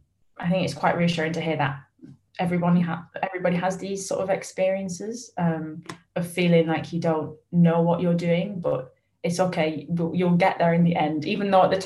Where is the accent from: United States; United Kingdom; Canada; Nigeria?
United Kingdom; Falmouth, South West England; even at Fiasco, we're a very small team, and there's three of us from Falmouth, so you'll find someone.